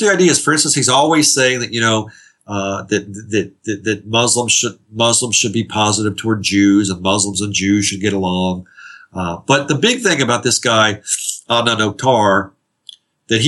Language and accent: English; Northern Kentucky, United States; now in Atlanta, United States; I live in Atlanta, but I'm originally from Northern Kentucky and not far from where my mom lives in Northern Kentucky, just south of Cincinnati